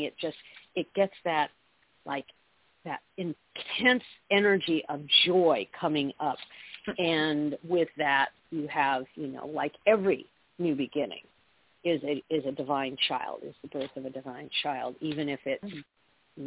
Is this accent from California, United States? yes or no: yes; Southern California, United States; I grew up in Southern California